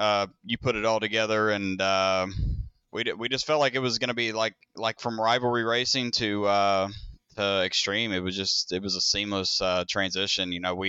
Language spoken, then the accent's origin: English; Indiana, United States; That's where we're from. We're from Southern Indiana. Yeah, right across the river from Louisville.